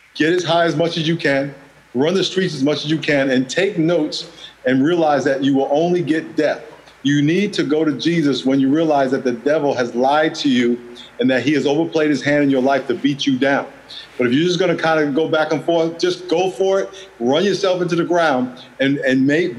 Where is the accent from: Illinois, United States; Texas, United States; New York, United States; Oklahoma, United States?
New York, United States; moved away as an adult; also born or lived in Los Angeles / San Diego; I grew up in New York